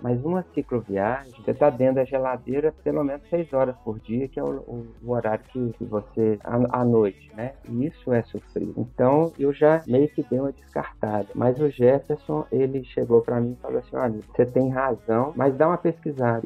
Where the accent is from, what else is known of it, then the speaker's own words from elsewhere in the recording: Brazil; also born or lived in Buenos Aires; now in Belo Horizonte, Brazil; eu, como brasileiro